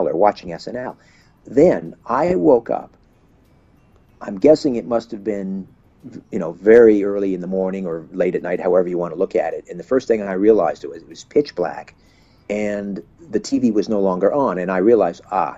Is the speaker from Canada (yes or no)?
yes; Brantford, Ontario, Canada; I'm home from Christmas break, back in my old bedroom in my mother's basement in Brantford, Ontario